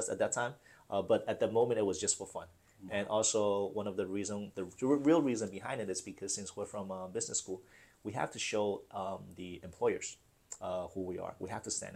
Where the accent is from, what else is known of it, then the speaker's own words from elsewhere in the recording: Fujian, China; now in United States; I came from Fujian, and we're in the south. I never see snow. First time I came here, I went in 1995